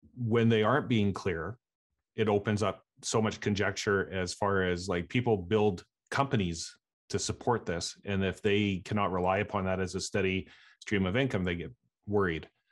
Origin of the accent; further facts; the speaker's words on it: Canada; I'm a Canadian